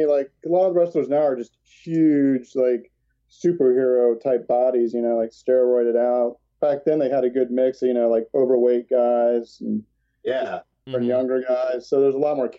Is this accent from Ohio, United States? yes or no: no; Orlando, Florida, United States; moved away as an adult; also born or lived in Chicago; we just started going back to our days when we were growing up in the 80s